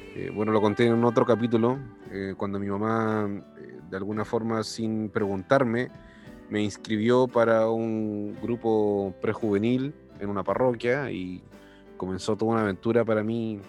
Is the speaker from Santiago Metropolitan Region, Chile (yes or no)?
no; Viña del Mar, Valparaíso, Chile; nosotros somos de Viña del Mar